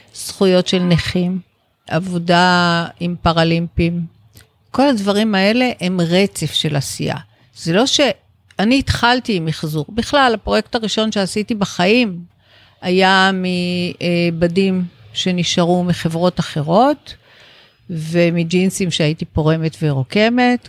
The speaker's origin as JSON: {"language": "Hebrew", "country": "Israel", "tie": "born or raised there", "said": "גדלתי בישראל של שנות ה-60"}